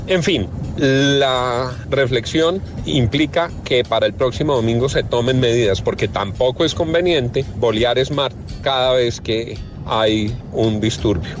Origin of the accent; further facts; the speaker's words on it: Colombia; uno como colombiano